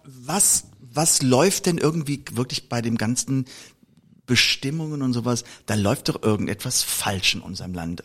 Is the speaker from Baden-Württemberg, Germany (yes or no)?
no; Koblenz, Rhineland-Palatinate, Germany; ich komme nur aus Koblenz